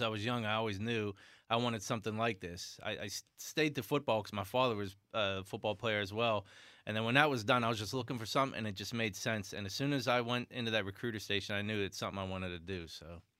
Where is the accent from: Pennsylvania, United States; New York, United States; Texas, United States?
Pennsylvania, United States; West Trenum; I'm from West Trenum